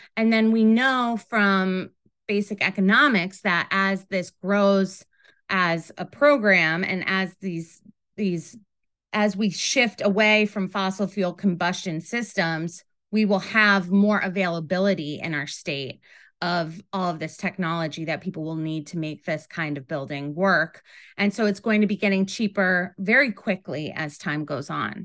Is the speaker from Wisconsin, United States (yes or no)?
no; Rochester, New York, United States; moved away as an adult; also born or lived in Ithaca, New York; now in New York City, United States; I grew up in Rochester, New York